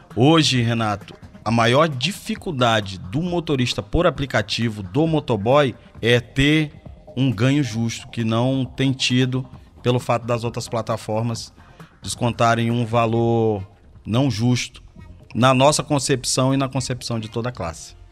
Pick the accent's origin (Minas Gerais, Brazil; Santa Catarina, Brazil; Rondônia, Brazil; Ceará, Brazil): Rondônia, Brazil; Porto Velho; moved away as an adult; now in Belo Horizonte, Brazil; Sou natural de Porto Velho, Rondônia